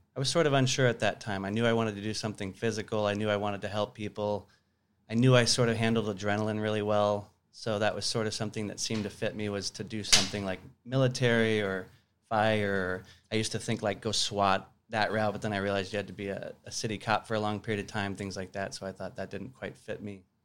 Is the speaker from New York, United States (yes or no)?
no; Tucson, Arizona, United States; also born or lived in Sierra Vista, Arizona / Flagstaff, Arizona / Phoenix, Arizona; born in Tucson, lived there till I was fifteen, then I moved to Sierra Vista, which is a small town in southern Arizona.